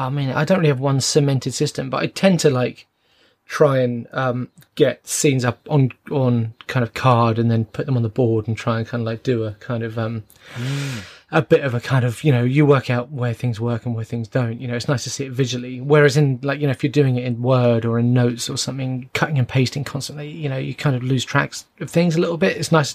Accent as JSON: {"language": "English", "region": "London", "country": "United Kingdom", "said": "I'm from London"}